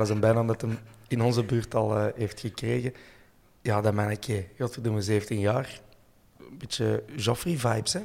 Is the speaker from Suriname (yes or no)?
no; Brasschaat, Flanders, Belgium; Ik ben van Breschalt en altijd geconfronteerd geweest met een invasie van Hollanders